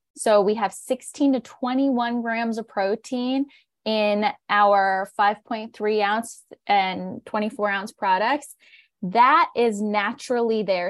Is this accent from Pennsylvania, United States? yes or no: yes; northern Pennsylvania, United States; we are fourth generation on our family's organic dairy and crop farm. So we're a regenerative farm in northern Pennsylvania